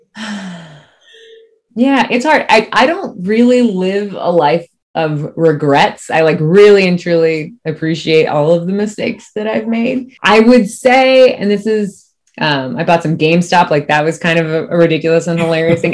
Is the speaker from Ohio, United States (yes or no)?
no; Cocoa Beach, Florida, United States; also born or lived in Miami / Merritt Island / DeLand; I'm born and raised. I'm from Miami, and then grew up in Cocoa Beach area